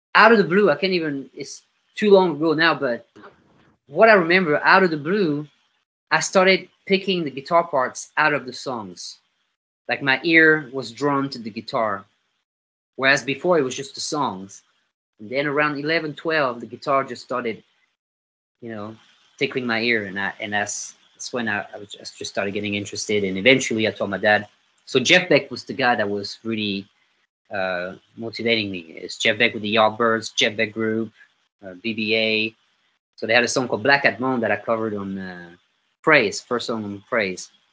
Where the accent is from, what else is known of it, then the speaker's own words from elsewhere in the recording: Nîmes, Occitania, France; English is a second language; moved away as an adult; also born or lived in London, United Kingdom / Los Angeles, United States / Oklahoma, United States / Nashville, United States; now in Fort Worth, United States; I grew up in a town called Nîmes, N-I-M-E-S, and that's in the south of France